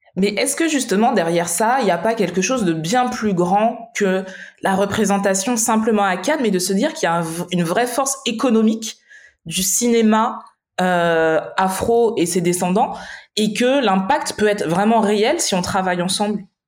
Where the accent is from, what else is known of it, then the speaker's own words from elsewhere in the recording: Martinique; on vient d'une petite île, parce que pour ceux qui ne le savent pas, la Martinique, c'est tout petit